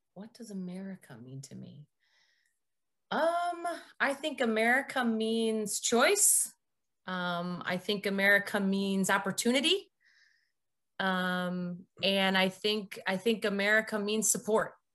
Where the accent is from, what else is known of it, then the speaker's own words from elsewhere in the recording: Barrington, Illinois, United States; grew up in Barrington, uh, Illinois